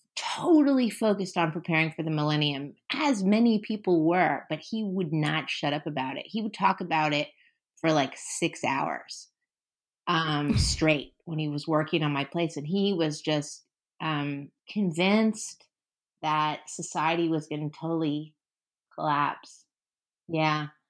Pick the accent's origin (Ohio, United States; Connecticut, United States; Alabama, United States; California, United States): California, United States; San Francisco; also born or lived in New York; now in Los Angeles, United States; I grew up in San Francisco.